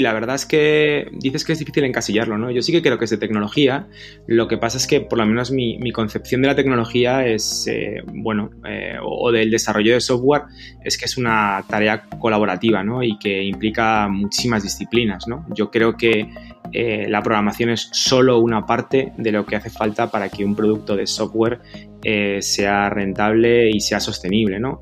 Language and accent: Spanish; Madrid, Community of Madrid, Spain; also born or lived in Galicia; He nacido en Madrid, Galicia, por supuesto